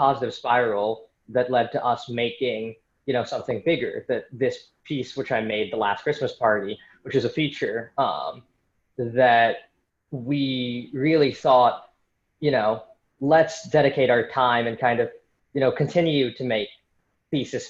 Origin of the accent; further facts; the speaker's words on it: San Francisco, California, United States; moved away as an adult; also born or lived in New York City; I'm from San Francisco originally